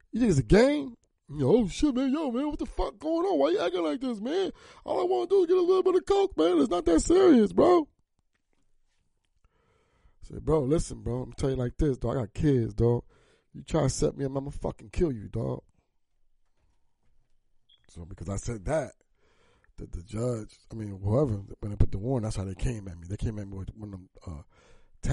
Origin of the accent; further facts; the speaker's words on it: New Jersey, United States; I was from South Jersey